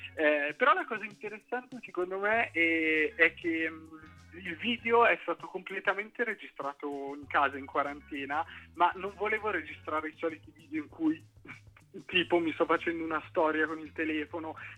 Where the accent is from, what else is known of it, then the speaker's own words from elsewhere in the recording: Cinisello Balsamo, Lombardy, Italy; also born or lived in Milan; io non faccio musica trap e sono di Cinisello